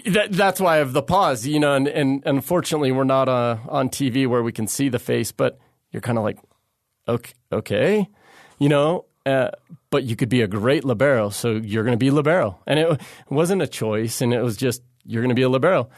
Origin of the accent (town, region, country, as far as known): Santa Barbara, California, United States; born or raised there